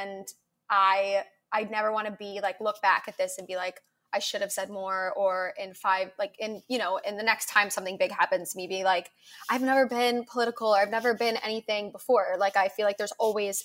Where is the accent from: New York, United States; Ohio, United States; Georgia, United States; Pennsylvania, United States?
Ohio, United States; suburb outside of Cleveland; I grew up in an Ohio and like a suburb outside of Cleveland.